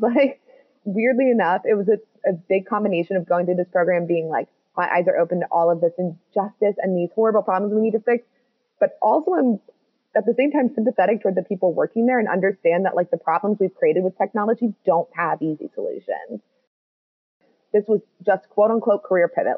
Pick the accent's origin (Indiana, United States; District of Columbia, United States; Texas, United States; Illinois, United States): District of Columbia, United States; Washington; moved away as an adult; now in Edinburgh, United Kingdom; I'm from the United States, DC